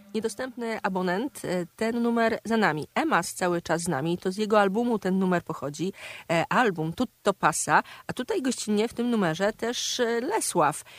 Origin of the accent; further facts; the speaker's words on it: Kraśnik, Lublin Voivodeship, Poland; now in Warsaw, Poland; mojego kraśnika rodzinnego